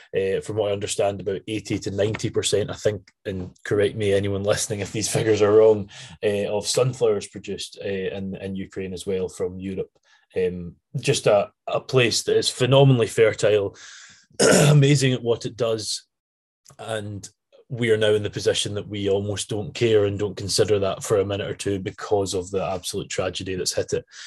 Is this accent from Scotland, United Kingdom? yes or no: yes; Scotland, United Kingdom; I'm definitely Scottish